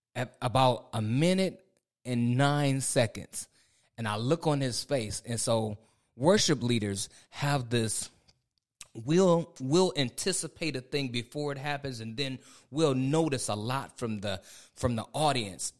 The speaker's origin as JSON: {"language": "English", "region": "Ohio", "country": "United States", "moved": "as an adult", "lives_now": "North Carolina, United States", "said": "I'm from the Midwest. I'm from Ohio"}